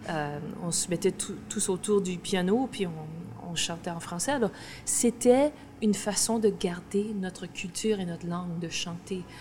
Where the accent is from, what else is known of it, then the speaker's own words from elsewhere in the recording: Saskatchewan, Canada; On, a grandi dans, en Saskatchewan. Moi, en ce moment, je, viens de la Saskatchewan. Je, suis, je née là, j'habite là.